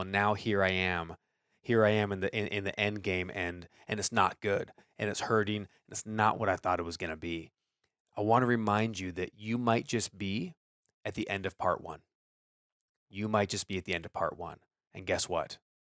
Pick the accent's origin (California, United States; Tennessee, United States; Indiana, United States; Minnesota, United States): California, United States; Orange County; I grew up in Orange County